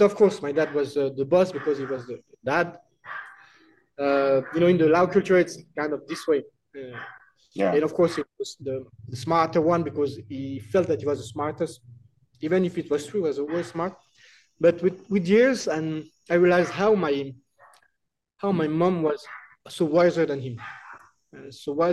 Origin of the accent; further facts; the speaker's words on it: Paris, Île-de-France, France; English is a second language; moved away as an adult; now in Laos; We were born in Paris, which is the capital city of France.